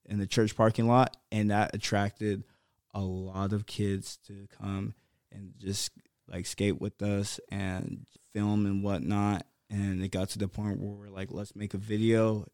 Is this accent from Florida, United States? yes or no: no; Brea, California, United States; also born or lived in Atlanta; growing up in, like, the O C and growing up in Brea